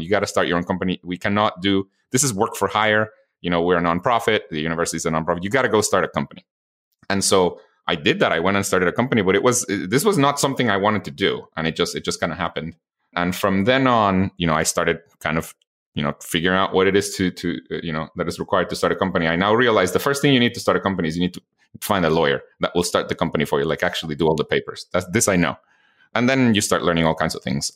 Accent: Guatemala; moved away; I was born and raised in Guatemala

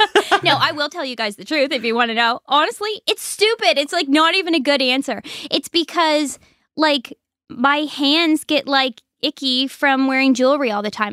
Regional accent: Sheet Harbour, Nova Scotia, Canada; I'm originally from Sheet Harbor, Nova Scotia

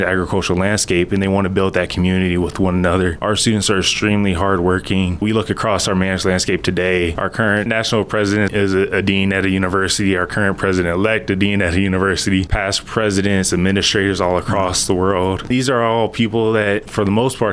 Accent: Houston, Texas, United States; moved away; I'm from Houston, Texas

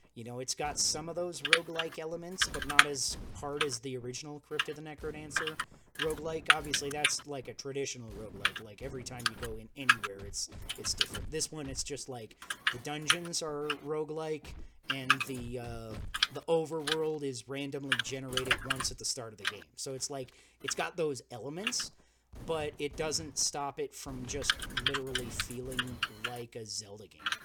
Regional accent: United States; I am the American

